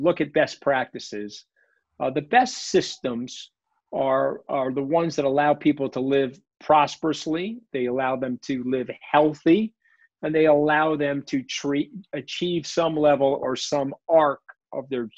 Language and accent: English; New York, United States; I'm a New Yorker and I grew up in a blue collar area.